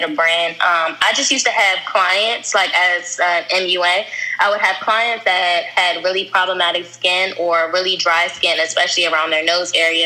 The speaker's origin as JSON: {"language": "English", "region": "DMV", "country": "United States", "tie": "born or raised there", "also_born_or_lived": "Virginia / Upper Marlboro, Maryland / Washington, D.C.", "said": "I am from the whole DMV. I say that because I went to school in Virginia and Maryland, but majority of my family is from D.C., so it pretty much feels like I'm from everywhere."}